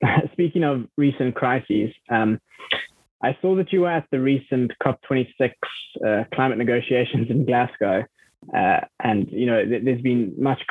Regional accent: South Africa; I'm from South Africa

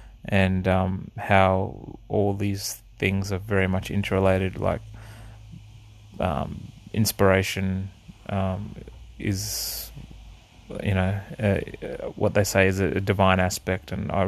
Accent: Australia; also born or lived in Netherlands; My upbringing was I was born in the Netherlands and lived there for a few years. Then we moved to Australia, and started in the southern states, and we sort of gradually moved up the east coast

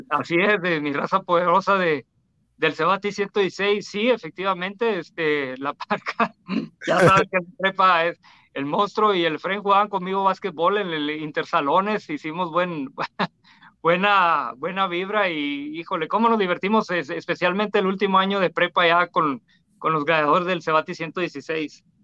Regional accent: Tijuana, Baja California, Mexico; Yo soy de la Mesa de Otay, un barrio muy peligroso y siempre lo digo. Tijuana en los 90

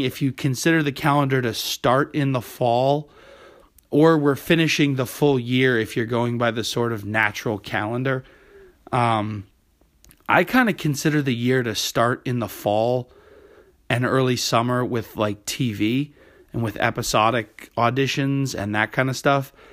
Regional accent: New England, United States; now in New York City, United States; When I was growing up in New England

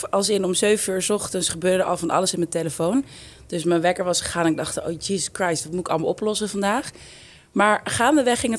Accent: Amsterdam, North Holland, Netherlands; hoe meer ik het waardeer waar ik vandaan kom. Ehm, en voor mij heeft Amsterdam Zuidoost super veel voor me betekent. Ik denk dat het echt gemaakt heeft wie ik ben.

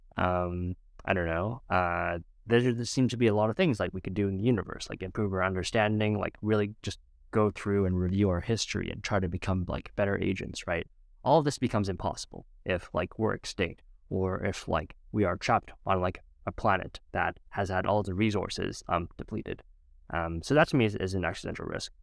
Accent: Edmonton, Alberta, Canada; I was born in Edmonton, Alberta, Canada, to two parents, immigrants, Vietnam.

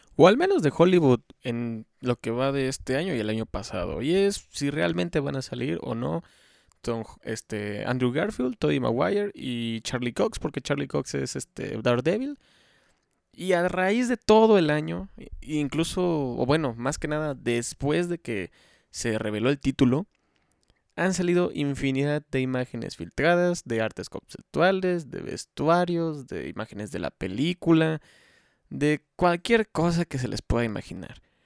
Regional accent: Xalapa, Veracruz, Mexico; yo soy de Jalapa, Veracruz, México

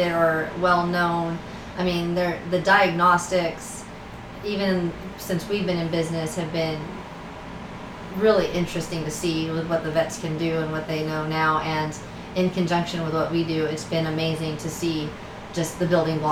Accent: Los Angeles, California, United States; now in Oakdale, United States; I grew up in Southern California, in the city, like around

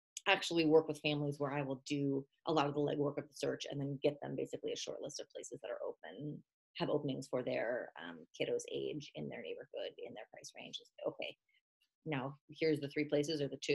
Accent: Texas, United States; moved away as an adult; I'm from Texas

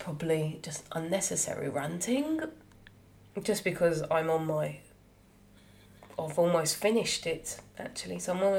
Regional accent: United Kingdom; I've got a British passport. Yeah, I was born here. I still don't see myself as like proper British. But that's because how I was brought up.

